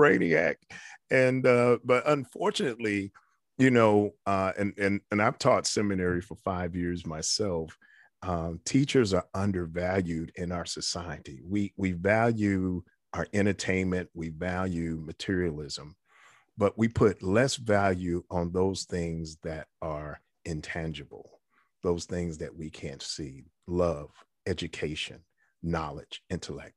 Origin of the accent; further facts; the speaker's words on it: New York City, New York, United States; I was uh, a kid growing up in the Bronx